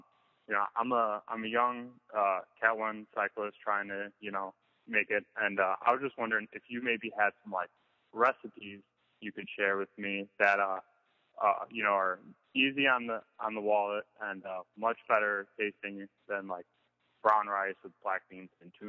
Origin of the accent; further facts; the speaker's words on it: Chicago, Illinois, United States; I'm personally from Chicago